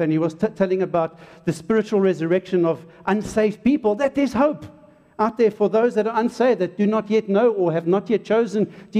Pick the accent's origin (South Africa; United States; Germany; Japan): South Africa; Hartbeespoort, North West; first language English; also born or lived in Durban, South Africa; I was born in Durban and we came up to the farm from being a suburban kind of dude, and we came up to a place called Hakpoort. And I went to Hakpoort Selaar School as a little soti, as an English-speaking South African